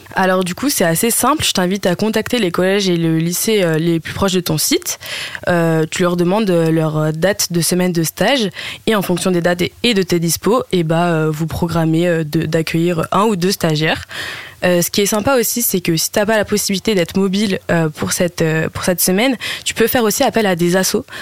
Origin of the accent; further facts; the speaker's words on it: Oise, Hauts-de-France, France; moved away as an adult; now in Lille, France; de base je viens de l'Oise, mais je suis venue à Lille